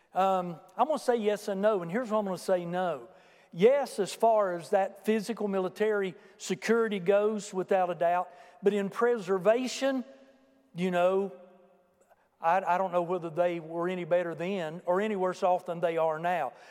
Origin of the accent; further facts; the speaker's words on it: United States; Americans are unique